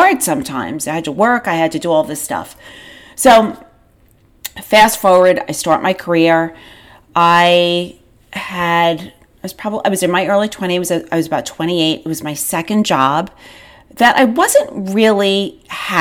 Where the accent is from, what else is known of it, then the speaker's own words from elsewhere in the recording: Long Island, New York, United States; I grew up on Long Island